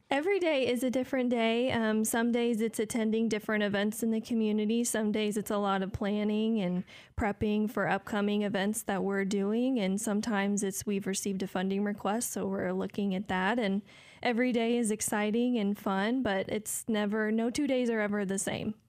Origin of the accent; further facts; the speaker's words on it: Decatur, Illinois, United States; I'm from here in Decatur